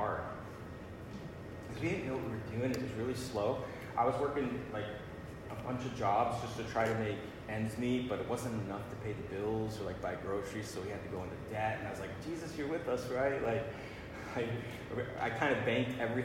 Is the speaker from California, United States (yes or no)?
no; Massena, New York, United States; moved away as an adult; It's on the Canadian border. It's a little border town. It's where I grew up